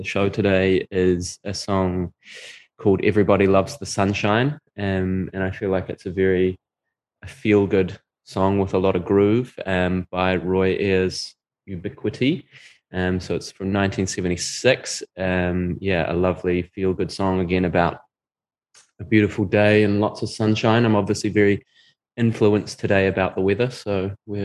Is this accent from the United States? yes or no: no; South Canterbury, New Zealand; I grew up in South Canterbury, and it is the home of a lot of New Zealand potatoes